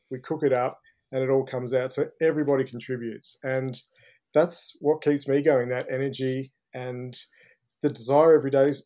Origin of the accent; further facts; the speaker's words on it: Ballarat, Victoria, Australia; now in Melbourne, Australia; growing up in Ballarat was uh, was a bit of fun. You know, I sort of left um, Boxing Day when I was 18